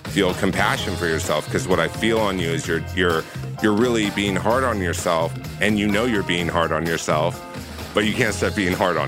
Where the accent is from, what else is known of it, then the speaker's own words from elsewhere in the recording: Orange County, California, United States; moved away as an adult; also born or lived in New York; I grew up in Orange County, California